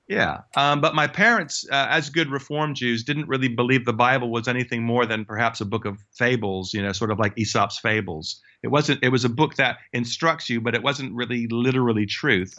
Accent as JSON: {"language": "English", "country": "United States", "tie": "born or raised there", "moved": "yes", "said": "it actually, uh, was in the United States where I, where I w-, grew up"}